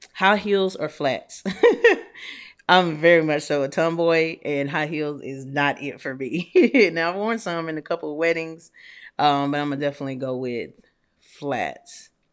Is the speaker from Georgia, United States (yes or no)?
yes; Atlanta, Georgia, United States; also born or lived in Nashville / Louisville; now in Houston, United States; I'm from Atlanta. I've lived in Nashville. I lived in Louisville, and now I live in Houston